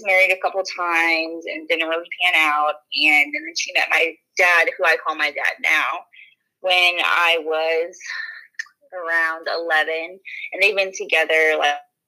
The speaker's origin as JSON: {"language": "English", "town": "Home", "region": "Kansas", "country": "United States", "tie": "born or raised there", "moved": "as an adult", "lives_now": "Texas, United States", "said": "it's in a small, tiny little town called Home, Kansas."}